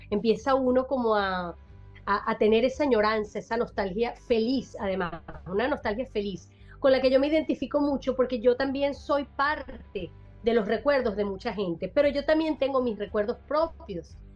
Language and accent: Spanish; Venezuela; Eh, Venezuela, yo soy venezolana, mi acento, mis comidas, mis primeras veces. Mi país, mi, orgullo, mis sentimientos nacionales.